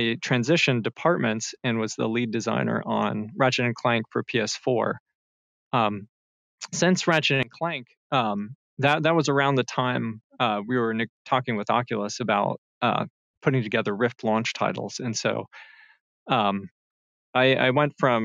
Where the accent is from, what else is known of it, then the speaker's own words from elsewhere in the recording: North Carolina, United States; moved away as an adult; move back to my home state of North Carolina